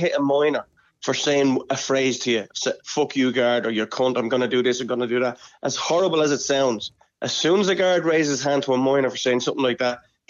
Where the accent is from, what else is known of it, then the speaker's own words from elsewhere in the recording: Clondalkin, Leinster, Ireland; I grew up in Clondalkin.